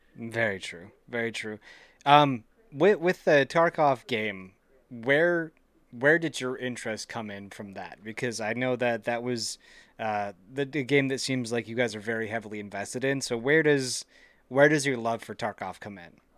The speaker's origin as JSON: {"language": "English", "region": "Central Wisconsin", "country": "United States", "tie": "born or raised there", "said": "born and raised Central Wisconsin"}